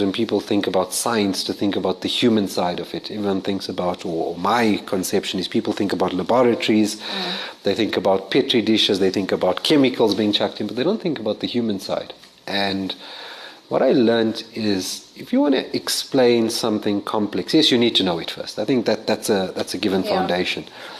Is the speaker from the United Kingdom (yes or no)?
no; Johannesburg, Gauteng, South Africa; also born or lived in Lenasia; I'm a Joburg boy